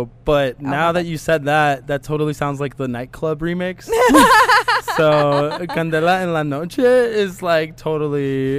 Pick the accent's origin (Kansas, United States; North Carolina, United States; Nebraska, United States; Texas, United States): Kansas, United States; Wichita; born or raised there; also born or lived in Los Angeles, California